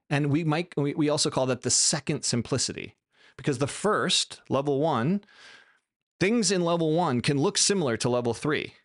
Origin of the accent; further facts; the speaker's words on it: United States; I'm American